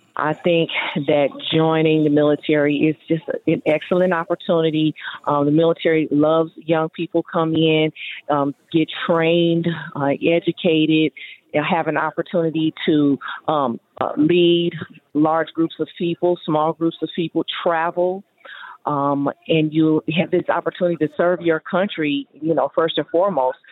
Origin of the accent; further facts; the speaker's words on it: Southern California, United States; i'm from southern california